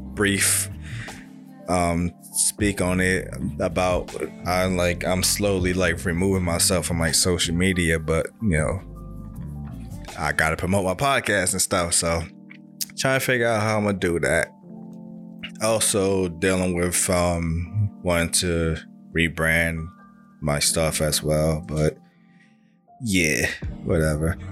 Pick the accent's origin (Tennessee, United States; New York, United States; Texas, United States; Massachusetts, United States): New York, United States; New York City; we're all from Brooklyn